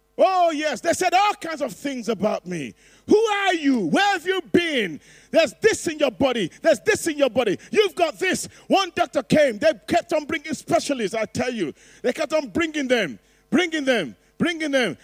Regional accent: Nigeria; I'm Nigerian

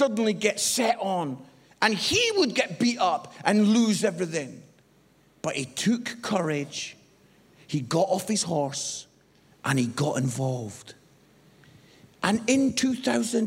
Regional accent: Edinburgh, Scotland, United Kingdom; moved away as an adult; also born or lived in Barnsley; I was born in Edinburgh, the most beautiful city in the world

